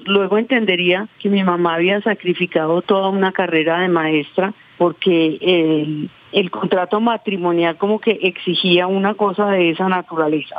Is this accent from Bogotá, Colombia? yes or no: no; Amalfi, Antioquia, Colombia; now in Bogotá, Colombia; yo soy de un pueblo donde nacieron los hermanos Castaños y donde nació Monoleche